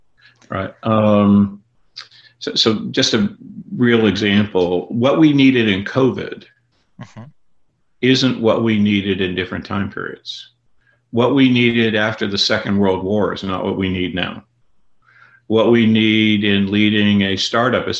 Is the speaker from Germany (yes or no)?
no; Canada; now in United States; I grew up in Canada and live in the United States